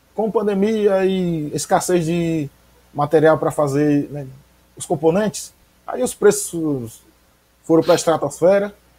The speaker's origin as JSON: {"language": "Portuguese", "town": "Aracaju", "region": "Sergipe", "country": "Brazil", "tie": "born or raised there", "moved": "as an adult", "lives_now": "Nossa Senhora do Socorro, Brazil", "said": "Eu cresci lá, cresci no Augusto Franco"}